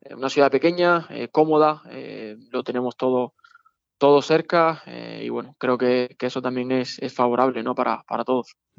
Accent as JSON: {"language": "Spanish", "town": "Las Palmas", "region": "Canary Islands", "country": "Spain", "moved": "yes", "said": "contra Las Palmas, contra el equipo de, de mi tierra"}